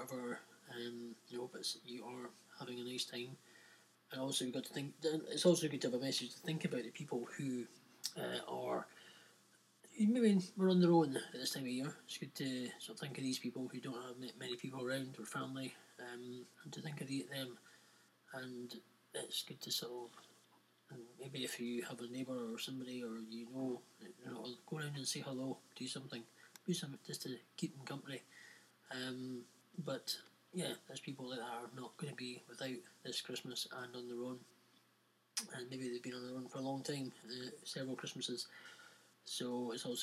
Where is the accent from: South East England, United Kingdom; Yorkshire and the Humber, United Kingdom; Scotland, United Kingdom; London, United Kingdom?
Scotland, United Kingdom; also born or lived in Edinburgh; we are broadcasting from Edinburgh in Scotland, UK